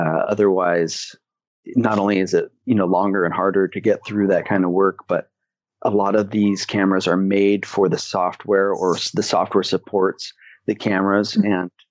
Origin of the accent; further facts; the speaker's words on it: Philippines; also born or lived in Hong Kong; now in Hawaii, United States; I am a photographer, Canadian. I was born in Hong Kong and raised in the Philippines, and I've never lived in Canada, so I'm a kind of a bad Canadian.